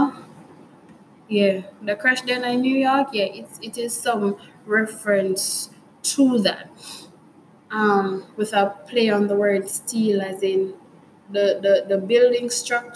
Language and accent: English; Jamaica; we as Jamaicans, for me at least, as a Jamaican